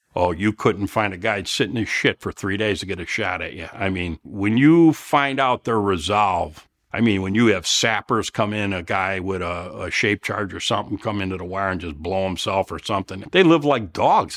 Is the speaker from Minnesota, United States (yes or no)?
no; Elmhurst, Illinois, United States; I'm from Chicago. Of course, from Elmhurst